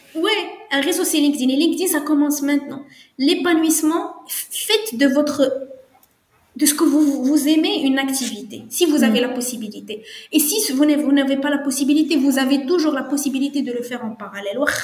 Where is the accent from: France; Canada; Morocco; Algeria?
Morocco; moi je suis marocaine